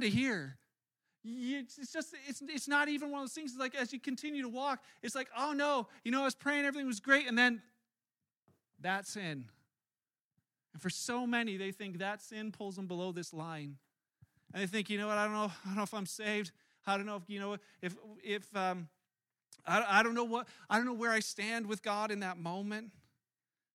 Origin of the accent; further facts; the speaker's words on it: Canada; I was born in Canada, which makes me Canadian